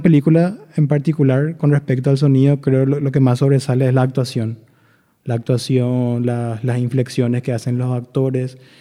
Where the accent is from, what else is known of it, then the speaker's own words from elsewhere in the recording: Itauguá, Central, Paraguay; moved away as an adult; now in Asunción, Paraguay; yo soy de Itagua, vivía en Itagua